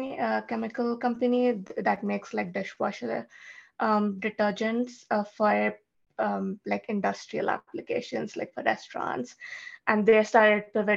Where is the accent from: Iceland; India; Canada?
India; moved away; I grew up in India, I had never used or seen a lawnmower because we don't have